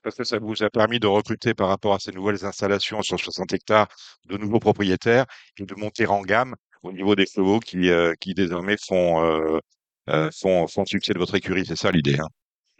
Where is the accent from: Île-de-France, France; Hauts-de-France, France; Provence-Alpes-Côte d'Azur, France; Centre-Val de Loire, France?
Hauts-de-France, France; La Capelle; je suis du Nord, et vous, vous êtes une famille du Nord aussi. J'ai grandi à la Capelle